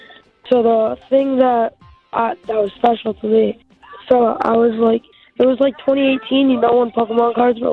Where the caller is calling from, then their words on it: Peabody, Massachusetts, United States; I'm calling from Peabody, Massachusetts.